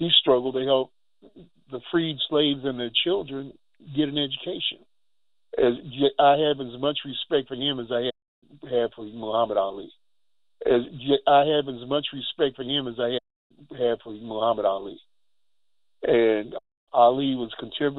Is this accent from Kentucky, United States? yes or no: yes; Louisville, Kentucky, United States; I grew up in Louisville